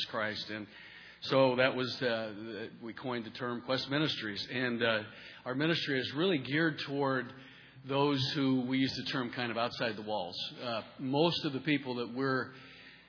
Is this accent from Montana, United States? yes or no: yes; Montana, United States; moved away; also born or lived in Rochester, Minnesota; I'm originally from Montana